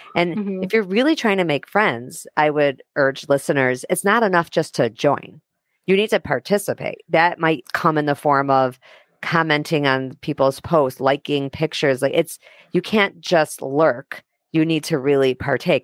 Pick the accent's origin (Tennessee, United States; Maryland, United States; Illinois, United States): Illinois, United States; Chicago; moved away as an adult; now in Minneapolis, United States; I moved to Minneapolis when I was 23. I'm from Chicago